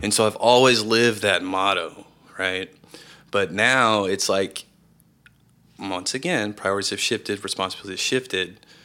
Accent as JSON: {"language": "English", "town": "Round Rock", "region": "Texas", "country": "United States", "tie": "born or raised there", "also_born_or_lived": "Austin, Texas", "said": "I am originally from Austin, Texas, and, uh, I was raised in Round Rock, a suburb north, north of Austin."}